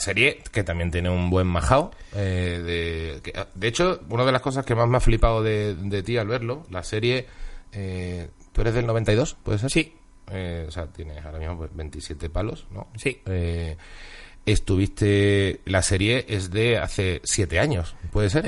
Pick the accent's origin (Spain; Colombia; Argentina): Spain; Seville, Andalusia; also born or lived in Huelva; Yo nací en Huelva, me crié en Sevilla, pero tengo media familia vasca.